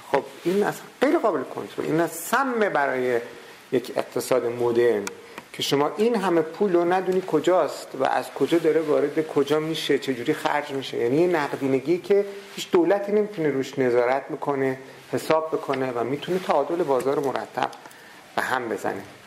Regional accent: Qom, Qom Province, Iran; در قوم شهری که من به دنیا آمدم و بزرگ شدم

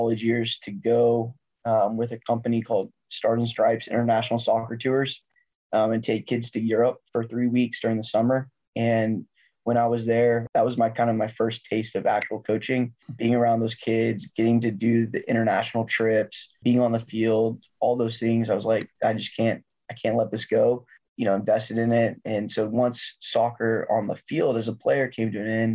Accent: Dallas, Texas, United States; also born or lived in Abilene; I grew up in Dallas, growing up in the Dallas Metroplex

